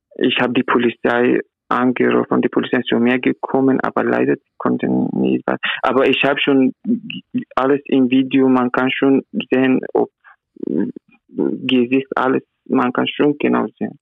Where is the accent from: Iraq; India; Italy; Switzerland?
Iraq; German is a second language; now in Vienna, Austria; ich bin aus dem Irak